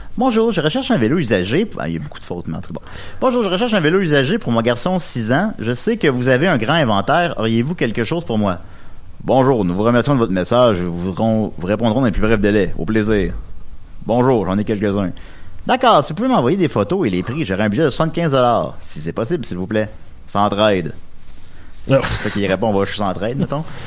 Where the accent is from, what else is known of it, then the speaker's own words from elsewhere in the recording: Charny, Quebec, Canada; moved away as an adult; also born or lived in Saint-Pierre; je viens de Charny, comme vous savez peut-être. J'ai habité là de 3 à 20 ans